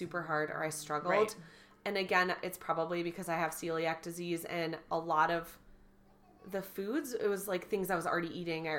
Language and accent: English; Wisconsin, United States; I'm from Wisconsin